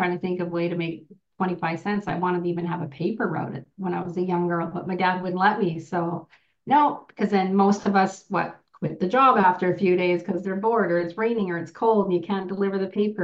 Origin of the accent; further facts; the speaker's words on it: Merritt, British Columbia, Canada; now in Okanagan, Canada; I'm originally from Merritt, BC. I'm from a small band called Nooaitch